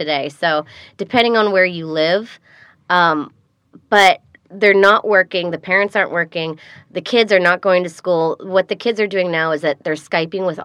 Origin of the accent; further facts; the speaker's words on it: United States; I'm American